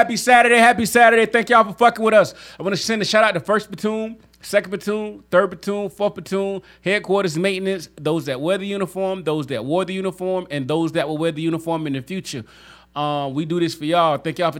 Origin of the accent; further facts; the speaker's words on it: 45 minutes south of Tampa, Florida, United States; Florida is my hometown. I grew up 45 minutes south of Tampa